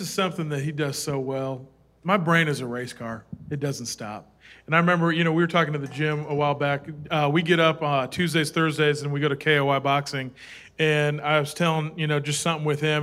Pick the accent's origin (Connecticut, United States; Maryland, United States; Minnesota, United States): Minnesota, United States; I was born in Minnesota.